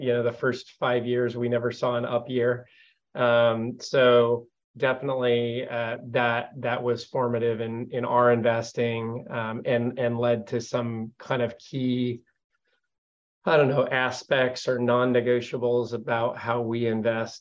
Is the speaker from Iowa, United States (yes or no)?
no; Modesto, California, United States; we are both actually born and raised in Modesto, California, which is where our firm is headquartered.